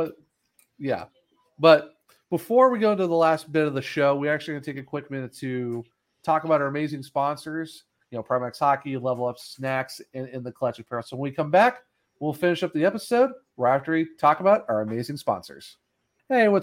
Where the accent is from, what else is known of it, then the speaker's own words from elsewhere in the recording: Ohio, United States; moved away; also born or lived in Apex, North Carolina; I'm originally from Ohio